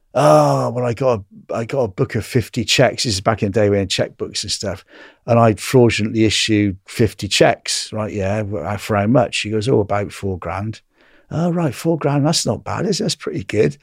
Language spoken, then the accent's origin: English; England, United Kingdom; I'm from England